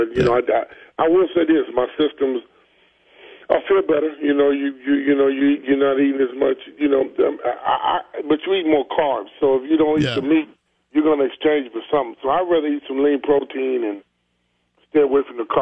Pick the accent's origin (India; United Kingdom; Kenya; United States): United States; Pine Bluff, Arkansas; my hometown of Pine Bluff